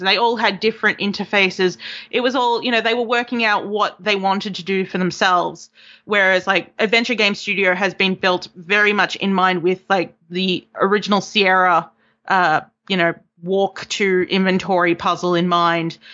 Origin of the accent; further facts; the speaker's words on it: Melbourne, Victoria, Australia; moved away as an adult; now in York, United Kingdom; I'm from Melbourne. I just moved here in August